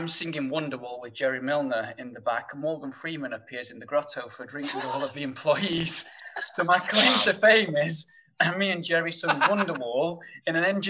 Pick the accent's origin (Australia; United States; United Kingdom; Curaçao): United Kingdom; Sheffield, Yorkshire and the Humber; accent: thick northern; you'll probably tell by my thick northern accent that, you know, coming from Sheffield